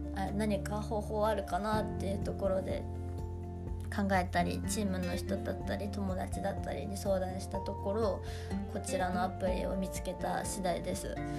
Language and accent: Japanese; Hokkaido, Japan; now in Tokyo, Japan; 私北海道出身なんですけど